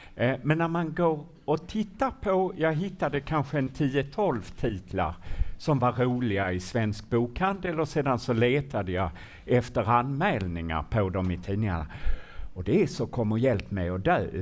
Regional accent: Malmö, Skåne, Sweden; när jag var liten i Malmö

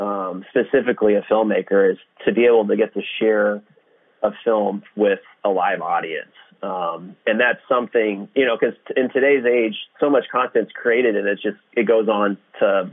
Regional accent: Houston, Texas, United States; I'm from Houston

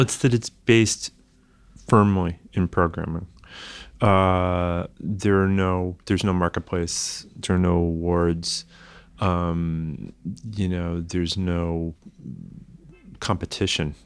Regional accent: the Berkshires, Massachusetts, United States; moved away; I grew up in the Berkshires

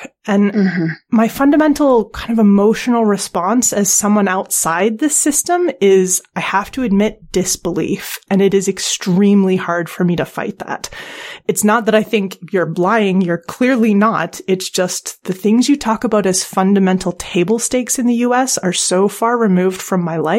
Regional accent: Canada; now in United Kingdom; I'm Canadian, and now I live in the UK

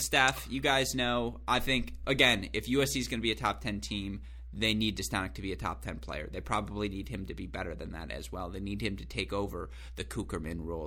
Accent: West Bloomfield, Michigan, United States; from my hometown, Go Sports Club West Bloomfield

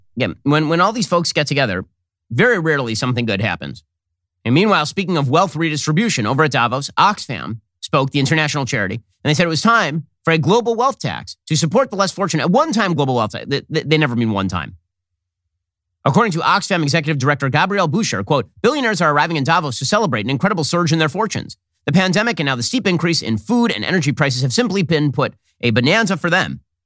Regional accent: United States; We're American citizens

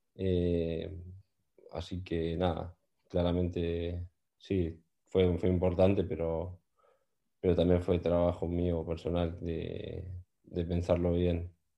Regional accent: Argentina; moved away as an adult; now in Newcastle, United Kingdom; somos tres argentinos que estamos juntos

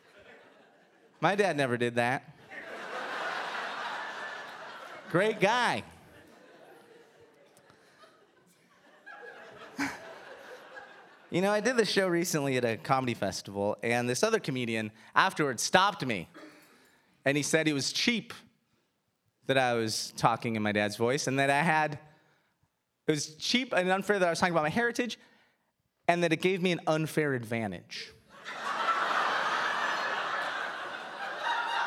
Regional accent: United States; I was born a year after my parents got to the United States

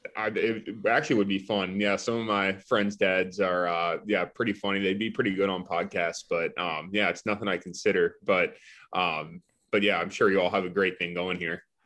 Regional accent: Florida, United States; moved away as an adult; I'm from Florida, and when I was in high school, I, I wanted to play for a Florida school

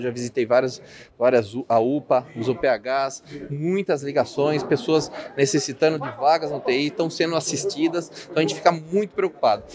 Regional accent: Sorocaba, São Paulo, Brazil; eu sou da região de Brigadeiro Tobias, da Zona Leste

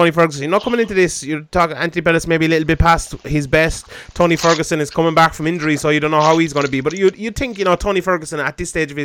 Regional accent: Ireland; I'm Irish

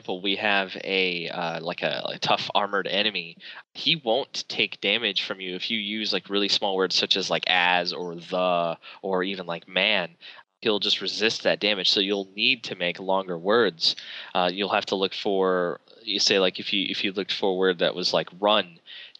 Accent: Burlington, North Carolina, United States; We're from Burlington, North Carolina

